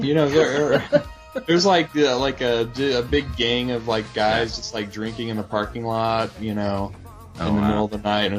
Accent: West Virginia, United States; moved away; I grew up in West Virginia

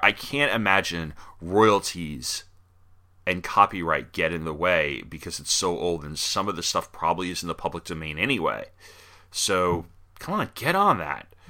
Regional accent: New York, United States; I grew up in New York

